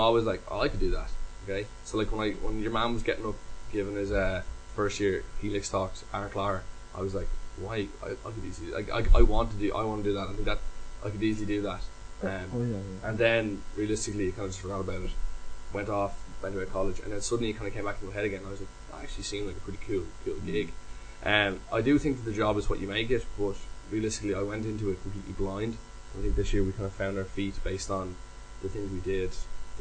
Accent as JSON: {"language": "English", "town": "Dublin", "region": "Leinster", "country": "Ireland", "tie": "born or raised there", "said": "born and bred in Dublin"}